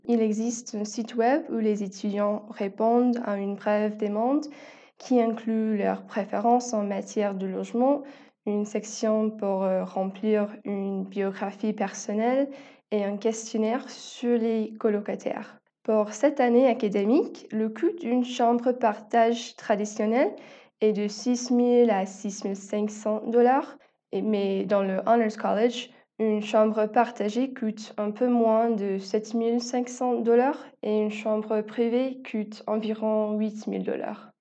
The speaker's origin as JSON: {"language": "French", "town": "Tucson", "region": "Arizona", "country": "United States", "second_language": "French", "said": "j'ai 19 ans et je viens de Tucson, Arizona"}